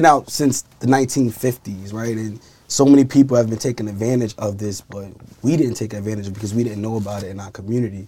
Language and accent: English; New York City, New York, United States; 30 years old, born and raised in Brooklyn, New York.